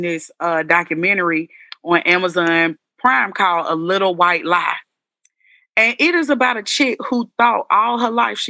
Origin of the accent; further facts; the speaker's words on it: Atlanta, Georgia, United States; I'm from Atlanta. My family real regular, degular.